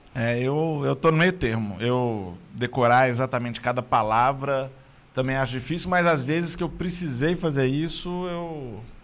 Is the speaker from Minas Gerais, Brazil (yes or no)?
yes; Belo Horizonte, Minas Gerais, Brazil; Eu sou de Belo Horizonte